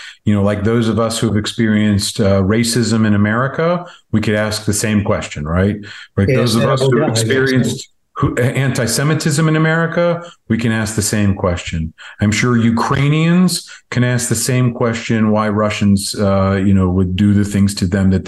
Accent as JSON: {"language": "English", "country": "United States", "said": "as an American"}